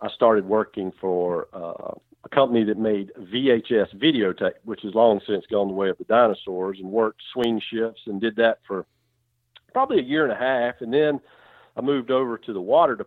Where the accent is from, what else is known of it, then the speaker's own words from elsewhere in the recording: South Carolina, United States; moved away as an adult; also born or lived in Mississippi / Alabama / Georgia; I'm born and raised in South Carolina